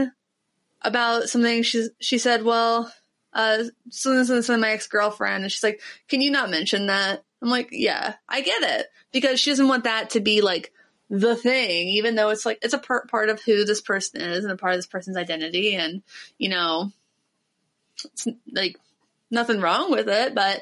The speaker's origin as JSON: {"language": "English", "region": "Ohio", "country": "United States", "said": "I'm from Ohio"}